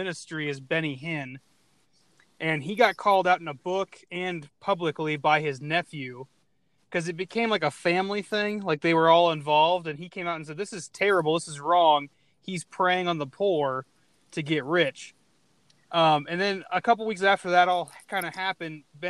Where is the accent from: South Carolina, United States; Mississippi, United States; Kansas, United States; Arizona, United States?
Arizona, United States; I'm from Arizona